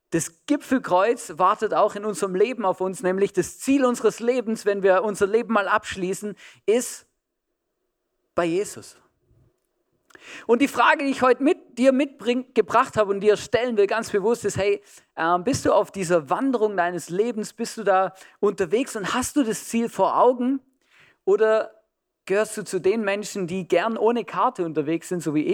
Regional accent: Germany; also born or lived in Switzerland; now in Austria; ich bin in Deutschland aufgewachsen, habe in der Schweiz äh, schon gewohnt, äh, paar Jahre und jetzt schon seit über zehn Jahren in Österreich.

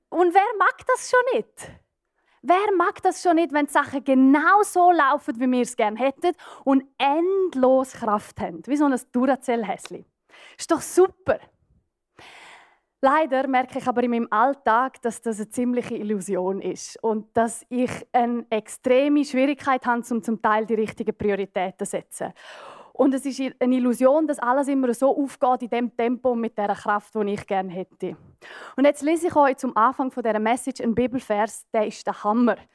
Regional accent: Graubünden, Switzerland; Ich bin auf einem Bauernbetrieb aufgewachsen in den Bündner Bergen.

